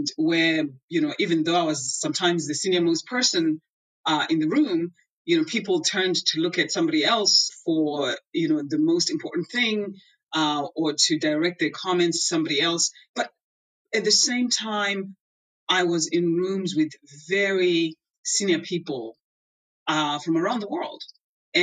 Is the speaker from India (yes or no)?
no; Zimbabwe; I was born in Zimbabwe, and that's a country for people who may not know, there's a country in Southern Africa